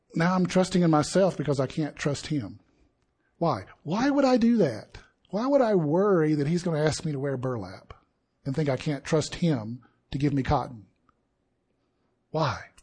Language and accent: English; Deep South, United States; I grew up in the Deep South